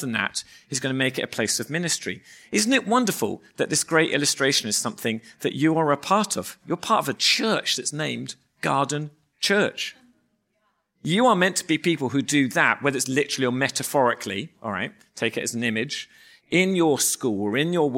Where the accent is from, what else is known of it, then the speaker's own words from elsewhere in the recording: England, United Kingdom; moved away; we are English